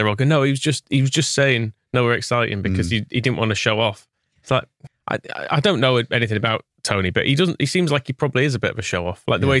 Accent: Wakefield, Yorkshire and the Humber, United Kingdom; also born or lived in Pontefract; I'm actually from Wakefield, I would say.

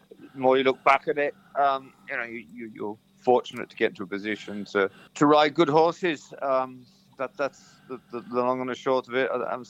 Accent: Herefordshire, West Midlands, United Kingdom; I was brought up in Herefordshire.

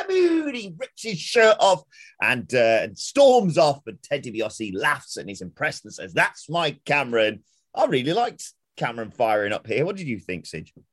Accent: Derbyshire, East Midlands, United Kingdom; I'm from Derbyshire, it's close to Yorkshire

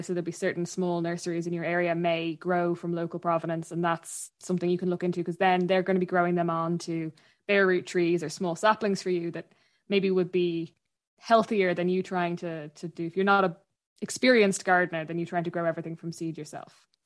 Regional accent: Dublin, Leinster, Ireland; moved away as an adult; now in Achill Island, Ireland; I'm from Dublin originally. I'm, I'm from, uh, North Dublin, and I live out, um, in Ackle at the minute

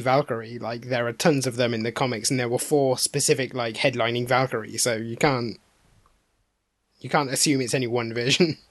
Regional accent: United Kingdom; we're all British

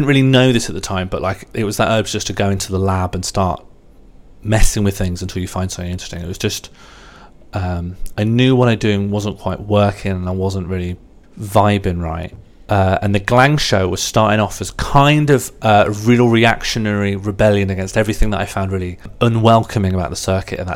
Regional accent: Birmingham, West Midlands, United Kingdom; I'm from Birmingham as well, so if I talk slowly and without emphasis, there's sort of an annoying overlap in some parts of the accent

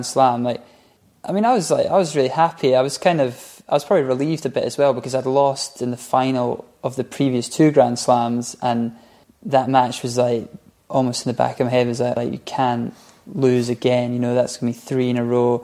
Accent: Scotland, United Kingdom; we're from Scotland

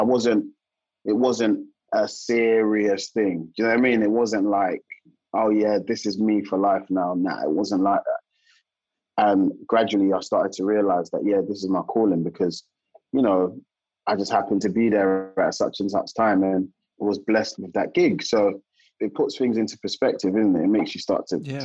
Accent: South London, United Kingdom

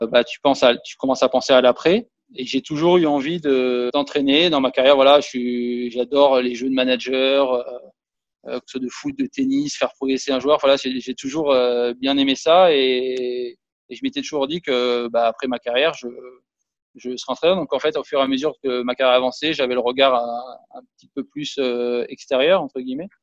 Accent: Monaco; Et là, je joue chez moi à Monaco.

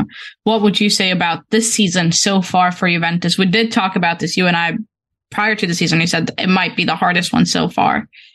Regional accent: Sweden; we're from Sweden, all of us

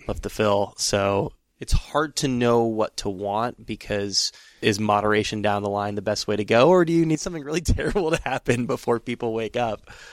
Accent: San Francisco, California, United States; I am from San Francisco

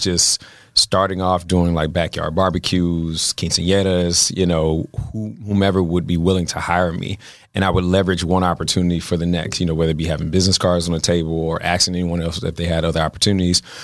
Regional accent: Baltimore, Maryland, United States; now in Los Angeles, United States; I'm from Baltimore

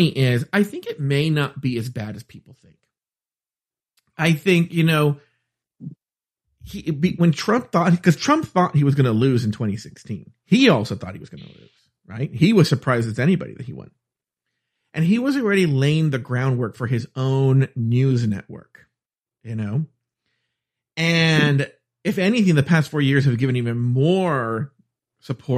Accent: United States; I'm American.

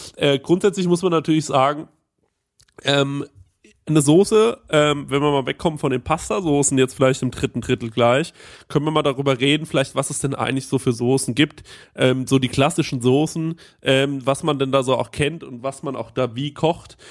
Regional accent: Bavaria, Germany; als Bayer

